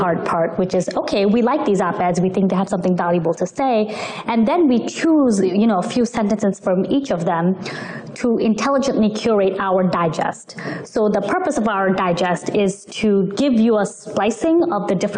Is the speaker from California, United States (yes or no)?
no; New York City, New York, United States; So I moved to the States when I was 8 years old. I grew up in New York City